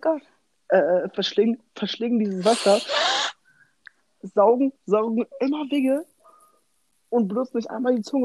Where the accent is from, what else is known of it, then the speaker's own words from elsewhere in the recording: Germany; bei uns in Deutschland